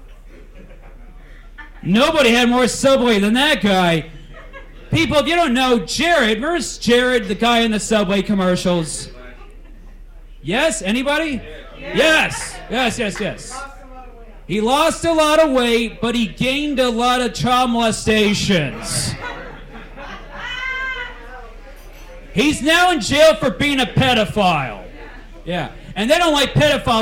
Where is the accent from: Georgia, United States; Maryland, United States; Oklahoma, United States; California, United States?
California, United States; Lodi; I'm from the great town of Lodi, California.